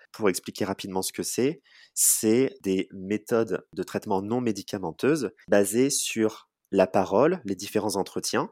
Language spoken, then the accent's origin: French; Charente-Maritime, Nouvelle-Aquitaine, France; moved away as an adult; also born or lived in Bordeaux; now in Poitiers, France; je suis originaire de Charente-Maritime